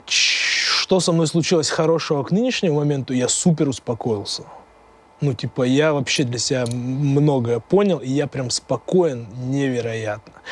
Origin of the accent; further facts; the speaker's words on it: Tyumen, Tyumen Oblast, Russia; из моей братвы из Тюмени, с этого района